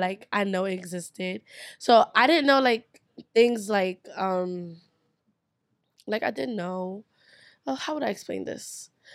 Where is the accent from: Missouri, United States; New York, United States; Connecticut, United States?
New York, United States; New York City; growing up in New York